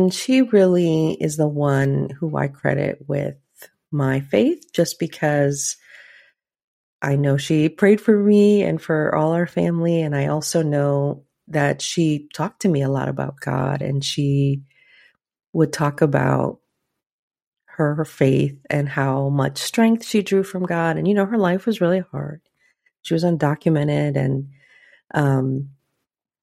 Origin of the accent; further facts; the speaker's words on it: Guatemala; I grew up in the Catholic Church, like a lot of Guatemalan little girls